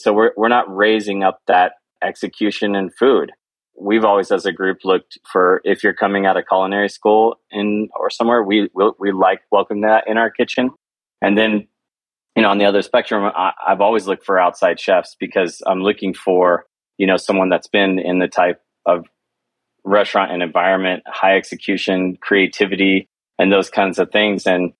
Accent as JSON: {"language": "English", "region": "Oklahoma", "country": "United States", "tie": "born or raised there", "moved": "as an adult", "lives_now": "Denver, United States", "said": "I grew up in Oklahoma"}